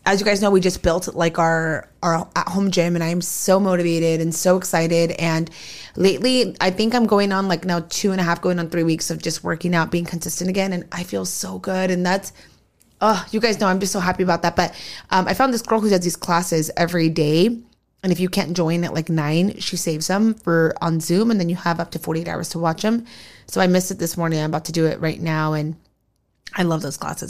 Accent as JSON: {"language": "English", "region": "California", "country": "United States", "tie": "born or raised there", "also_born_or_lived": "Arizona", "said": "we both have always lived in California"}